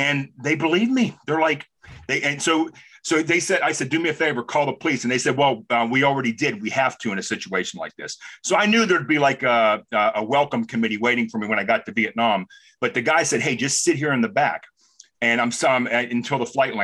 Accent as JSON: {"language": "English", "town": "Los Angeles", "region": "California", "country": "United States", "said": "When I was really from Los Angeles"}